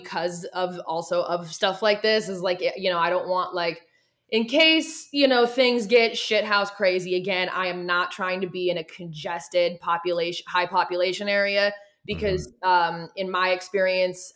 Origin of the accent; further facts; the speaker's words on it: Oregon, United States; moved away as an adult; also born or lived in Los Angeles, California; now in Tennessee, United States; my home state, Oregon